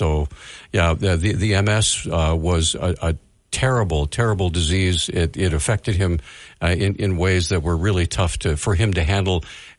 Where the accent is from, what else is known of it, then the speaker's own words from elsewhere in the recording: Montana, United States; and I'm from Montana.